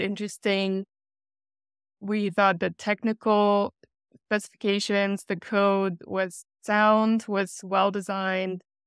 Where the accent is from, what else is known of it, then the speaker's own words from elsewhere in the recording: Germany; moved away as an adult; also born or lived in Russia / Texas; I was born in Russia, grew up in Germany, and came to Texas for grad school